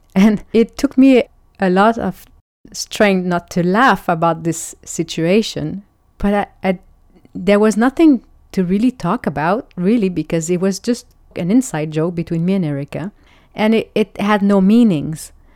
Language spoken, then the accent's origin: English; Quebec, Canada; I'm French Canadian